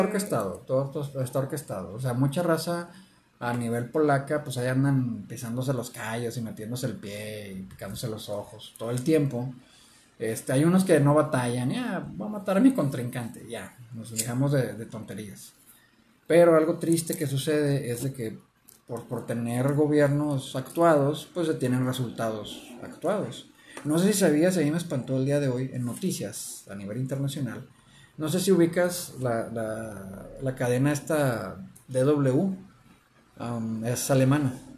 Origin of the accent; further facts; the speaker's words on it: Mexico; como mexicanos que somos